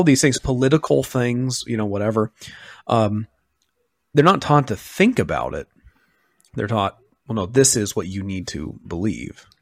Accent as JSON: {"language": "English", "region": "Western Oregon", "country": "United States", "tie": "born or raised there", "moved": "yes", "said": "where I grew up, um, in Western Oregon"}